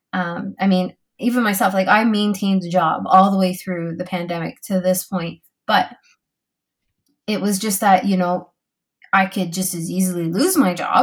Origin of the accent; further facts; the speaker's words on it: Canada; I'm so Canadian